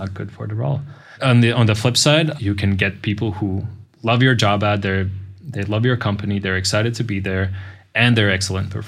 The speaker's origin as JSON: {"language": "English", "town": "Riga", "country": "Latvia", "tie": "born or raised there", "moved": "as an adult", "lives_now": "Budapest, Hungary", "said": "originally I come from Latvia. My town or city is Riga."}